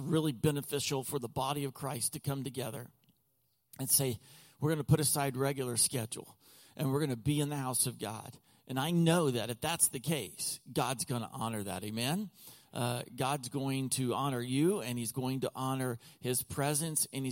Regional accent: Texas, United States; also born or lived in Oklahoma; now in Lancaster County, Pennsylvania, United States; I was born and raised in Oklahoma, most of my life in Texas

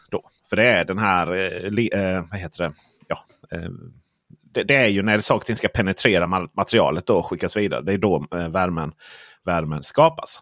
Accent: Blekinge, Sweden; jag kommer från Blekinge där, vet du, för, för, fullt med bönder. Och eh, där har vi sådana här elektriska staket då

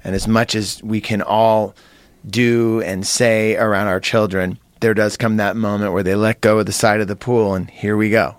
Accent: Santa Cruz, California, United States; as a kid growing up in Santa Cruz

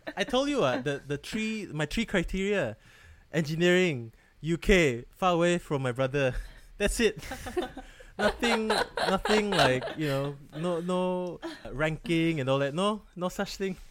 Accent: Malaysia; now in Wales, United Kingdom; I'm that Malaysian friend who doesn't work in healthcare

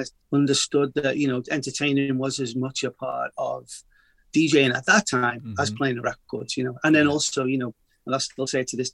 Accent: Liverpool, North West England, United Kingdom; moved away as an adult; also born or lived in Boston; now in Los Angeles, United States; I'm a Liverpool lad, so full-on Scouser. Went to school a mile away from Anfield

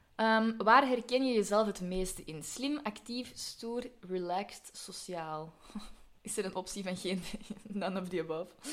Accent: Belgium

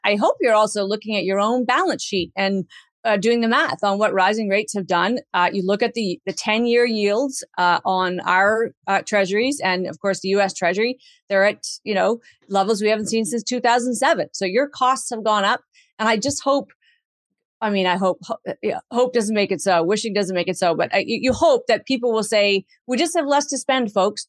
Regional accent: Canada; as a Canadian

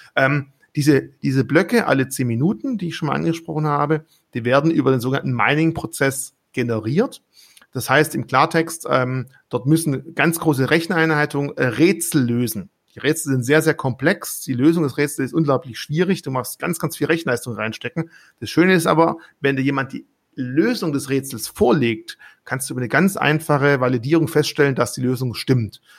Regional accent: Swabia, Baden-Württemberg, Germany; als Schwabe

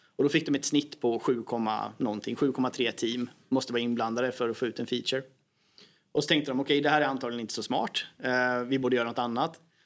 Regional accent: Sweden

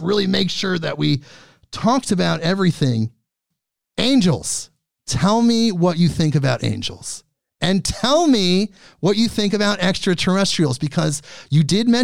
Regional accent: Portland, Oregon, United States; I'm from, like me, Portland. I'm from Portland.

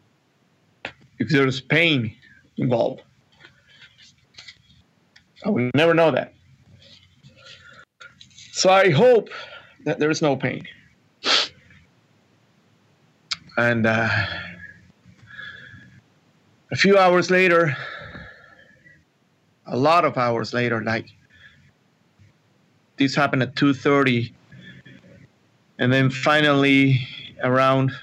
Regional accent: Venezuela; now in United States; I was not raised here. I was raised in South America, in Venezuela

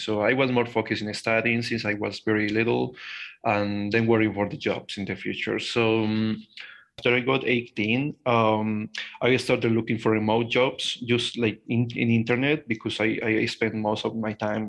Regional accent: Colombia; I am a Colombian guy. I am 23 years old. I was born and grown in Colombia

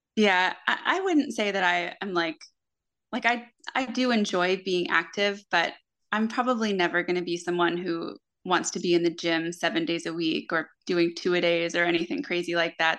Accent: Florida, United States; I grew up in Florida and I, I spent most of my life in the water at the beach, on the ocean

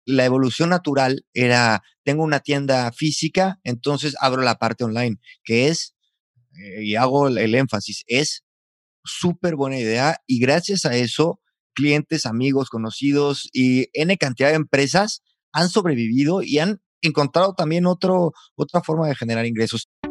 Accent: San Luis Potosí, Mexico; now in Valladolid, Spain; Potosino, viviendo en Valladolid, España

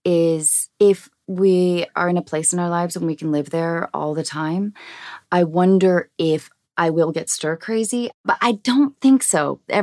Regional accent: Washington, United States; now in Los Angeles, United States; I grew up in Washington State, and I wouldn't say my hometown, but there's a little cluster of islands.

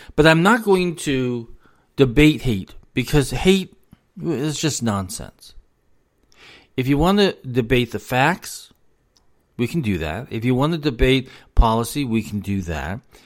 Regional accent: United States; also born or lived in South Carolina; as an American

